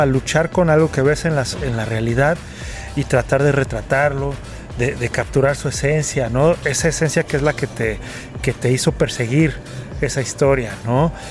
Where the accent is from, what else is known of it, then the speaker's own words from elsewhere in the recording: Mexico; para mí como mexicano